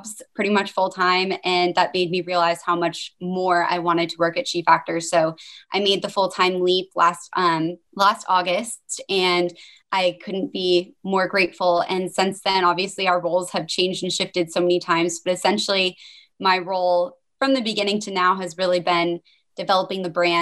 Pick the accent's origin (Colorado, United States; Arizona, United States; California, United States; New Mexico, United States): Colorado, United States; Denver; now in Portland, United States; I live here in Portland, Oregon, actually, although I'm originally from Denver